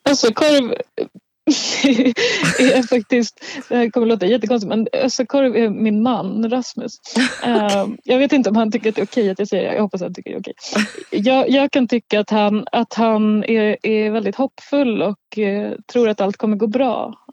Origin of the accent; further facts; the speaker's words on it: Gotland, Sweden; sen så handlar det också om min uppväxt på Gotland så det är någon slags blandning.